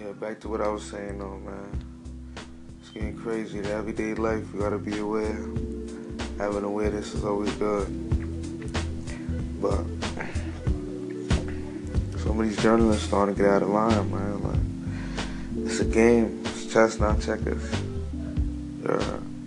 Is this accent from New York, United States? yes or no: yes; New York City, New York, United States; I'm from Brooklyn. I was born in New York City